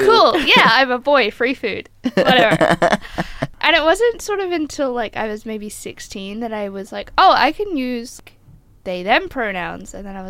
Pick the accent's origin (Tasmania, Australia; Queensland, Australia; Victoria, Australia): Queensland, Australia; also born or lived in Melbourne; I am a Queenslander. I was born in northern Queensland, so that's that. But I did start school in Melbourne, so we won't hold that against me.